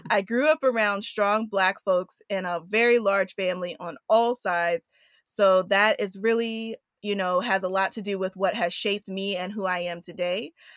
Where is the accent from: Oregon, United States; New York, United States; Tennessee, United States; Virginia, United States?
New York, United States; New York City; also born or lived in Washington, D.C.; I was born in Washington, D C, but raised in Queens, New York.